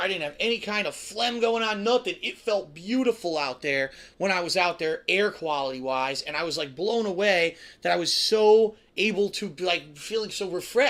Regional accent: Connecticut, United States; That's what the reality of what I grew up with here in Connecticut.

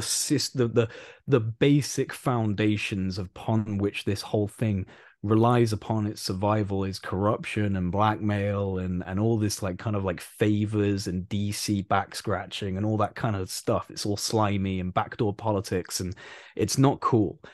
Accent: United Kingdom; I'm British

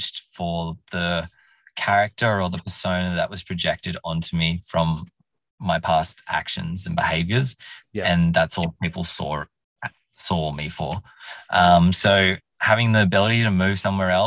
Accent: Orange, New South Wales, Australia; moved away as an adult; also born or lived in Canberra / London; I wanted to leave Orange. Where I more or less grew up in from 2000. I was born in Canberra

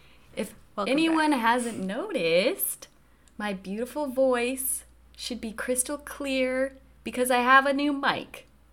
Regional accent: Colorado, United States; Because we're both from Colorado. It's pretty liberal.

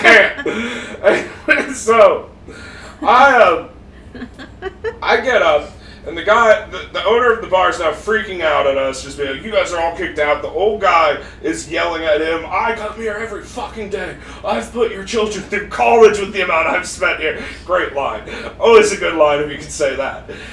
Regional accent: Park City, Utah, United States; moved away; I was in Park City, Utah

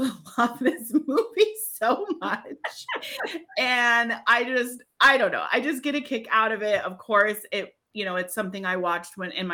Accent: New Hampshire, United States; I grew up in New Hampshire.

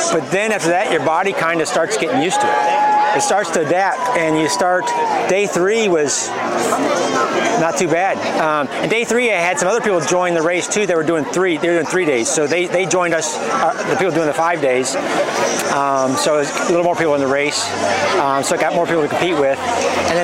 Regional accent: Ankeny, Iowa, United States; from Ankeny, Iowa

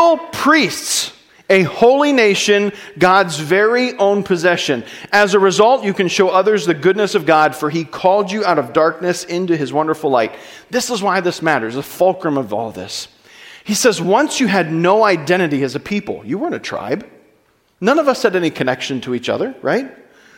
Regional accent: United States; I am an American

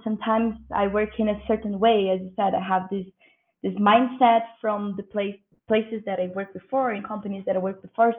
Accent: Brazil; I'm from Brazil

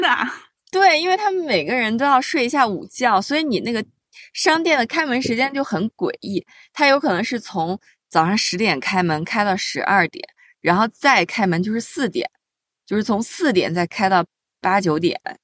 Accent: China; 我们中国人从小就被教育的

